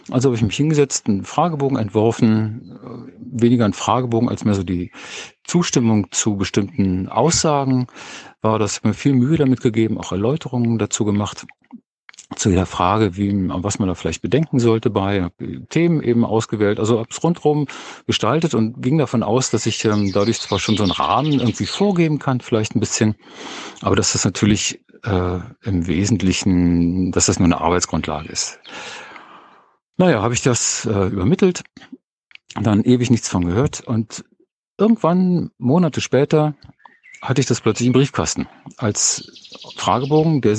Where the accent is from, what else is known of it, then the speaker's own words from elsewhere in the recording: Berlin, Germany; Ich bin eigentlich aus Berlin. Und wir sind hier vor so ungefähr neun Jahren aufs Land rausgezogen, eine kleine Gemeinde.